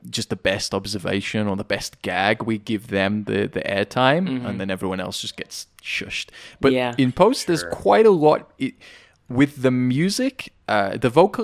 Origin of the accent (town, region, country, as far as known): United Kingdom; accent: British